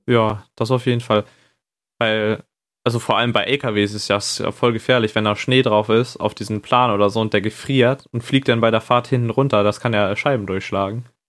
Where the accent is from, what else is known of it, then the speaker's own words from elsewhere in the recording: Northern Germany, Germany; Und ich komme auch aus dem Norden.